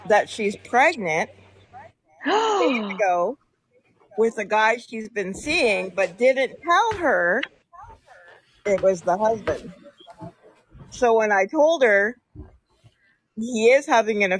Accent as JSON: {"language": "English", "town": "Lakefield", "region": "Ontario", "country": "Canada", "tie": "born or raised there", "said": "I grew up in Lakefield"}